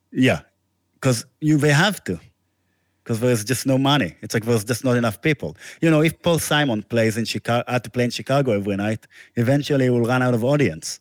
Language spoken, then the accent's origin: English; Israel; moved away; I'm from Israel